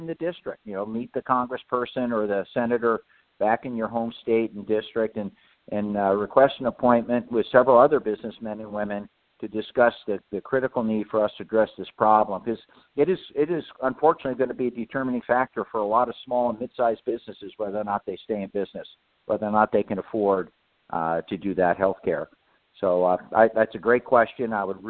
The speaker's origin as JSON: {"language": "English", "region": "Oregon", "country": "United States", "tie": "born or raised there", "said": "My home state of Oregon, we mandated that a number of years ago"}